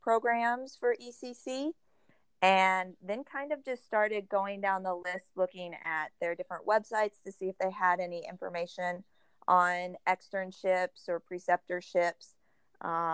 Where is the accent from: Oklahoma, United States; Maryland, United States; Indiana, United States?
Oklahoma, United States; also born or lived in Houston, Texas / Huntsville, Texas; I grew up most of my life in Oklahoma